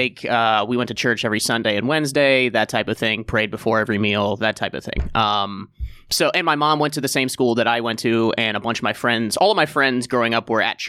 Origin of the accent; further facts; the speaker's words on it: Cincinnati, Ohio, United States; also born or lived in Columbus, United States; I came from Columbus, Ohio, which is where I started comedy, originally from Cincinnati, Ohio.